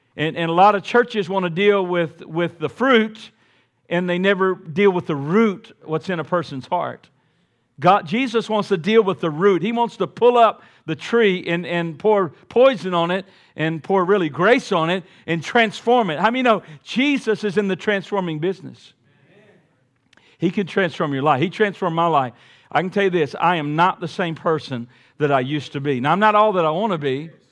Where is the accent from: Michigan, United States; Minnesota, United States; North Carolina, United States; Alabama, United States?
Alabama, United States; Montgomery; growing up in Montgomery, Alabama